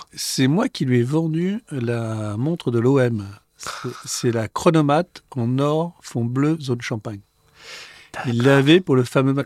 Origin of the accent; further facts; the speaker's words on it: France; also born or lived in Switzerland; quand on vient de France et qu'on arrive euh, en Suisse dans une école d'horlogerie